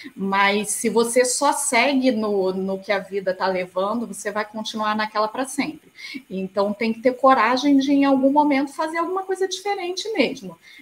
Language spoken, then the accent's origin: Portuguese; Rio de Janeiro, Brazil; eu sou do Rio de Janeiro